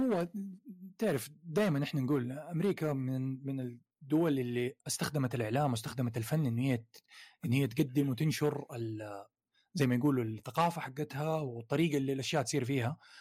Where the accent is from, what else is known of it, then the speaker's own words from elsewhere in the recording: Saudi Arabia; عندنا في السعودية